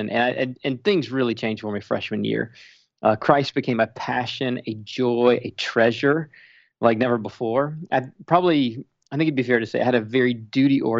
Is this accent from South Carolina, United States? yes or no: yes; Spartanburg, South Carolina, United States; moved away as an adult; now in Minnesota, United States; I grew up in church in Spartanburg, South Carolina